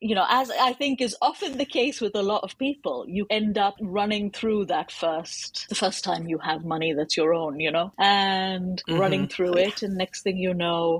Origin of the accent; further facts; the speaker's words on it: United Kingdom; I am a British Indian author of almost exclusively fantasy and sci-fi.